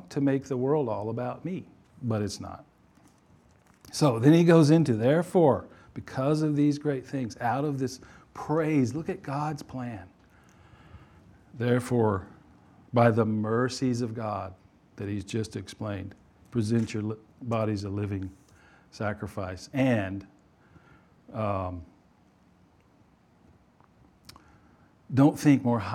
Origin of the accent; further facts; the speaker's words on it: Louisiana, United States; I was born in Louisiana